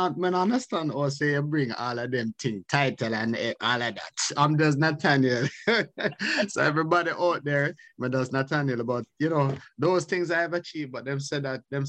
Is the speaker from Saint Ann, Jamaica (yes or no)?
yes; parish of St. Ann, Saint Ann, Jamaica; now in United Kingdom; I hail from you know, the parish of St. Anne and family and everything from there.